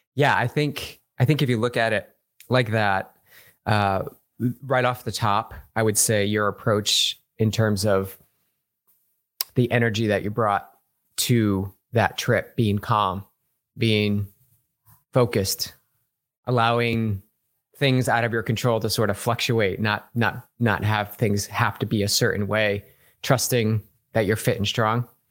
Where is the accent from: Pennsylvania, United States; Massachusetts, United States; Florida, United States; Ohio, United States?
Massachusetts, United States; moved away; I'm from back east. I'm actually from Massachusetts.